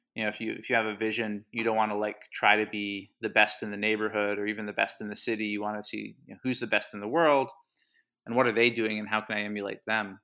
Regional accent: Havertown, Pennsylvania, United States; also born or lived in Hawaii; I grew up in Hawaii, actually, till I was ten. Uh, my dad and my mom moved out there for a while, and, uh, yeah, eventually came back, uh, in the mid-nineties, uh, moved to the Philly suburbs and Havertown

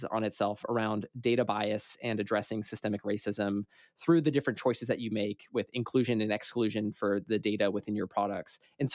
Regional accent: San Francisco Bay Area, California, United States; moved away as an adult; also born or lived in Coeur d'Alene, Idaho; I grew up in the San Francisco Bay Area, and in my lifetime, I have watched, you know, my childhood home now be valued like at a ridiculous amount

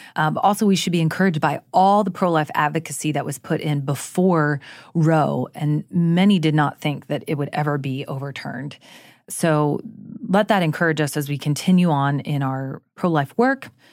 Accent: Jacksonville, Florida, United States; I too have lived through several hurricanes growing up in Florida

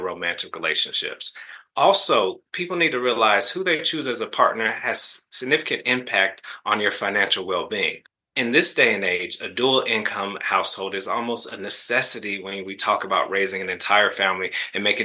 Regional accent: the South, United States; I'm from the South

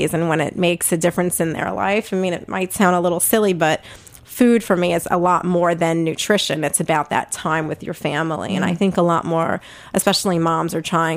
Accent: New York City, New York, United States; accent: Brooklyn; I don't know if my Brooklyn accent is coming through loud and clear, but I am a native Brooklyn gal. I grew up back in the day, we called it South Brooklyn, Red Hook

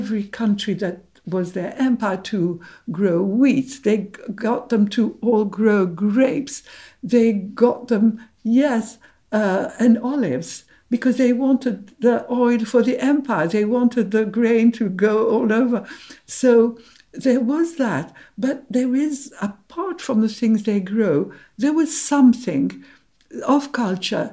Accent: Cairo, Cairo Governorate, Egypt; moved away; I was from Cairo.

